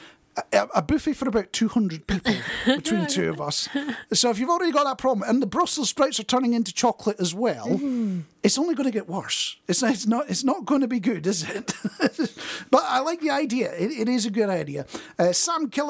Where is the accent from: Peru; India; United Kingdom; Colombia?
United Kingdom; Scotland; I'm Scottish.